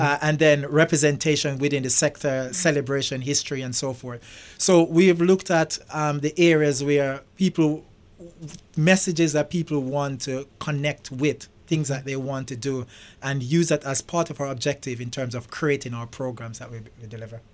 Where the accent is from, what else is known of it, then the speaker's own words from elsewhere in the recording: Jamaica; moved away as an adult; also born or lived in England / London; now in United States; I was brought up in Jamaica.